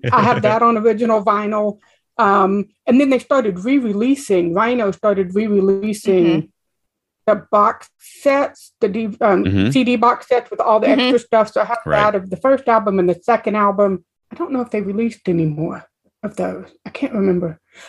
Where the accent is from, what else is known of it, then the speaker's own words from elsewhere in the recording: Gainesville, Florida, United States; I grew up in Gainesville, Florida. It's a college town.